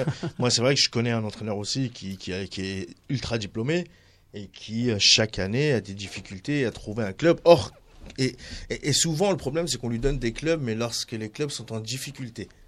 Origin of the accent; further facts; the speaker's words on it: Tunisia; je suis tunisien